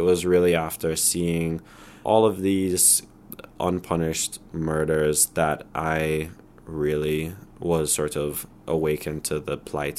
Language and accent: English; Barbados; also born or lived in Toronto, Canada; So I was born in Toronto. Mount Sinai Hospital represent. Then when I was less than a year old, my family picked up and moved to Barbados, where my dad started a company.